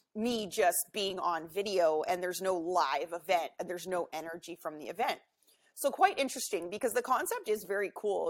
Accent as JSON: {"language": "English", "town": "Vancouver", "region": "British Columbia", "country": "Canada", "tie": "born or raised there", "said": "I'm from Vancouver in Canada here, uh, home of the 2010 Olympics. Beautiful city. I'm so excited uh, and grateful that I get to live here. I've lived here my whole life."}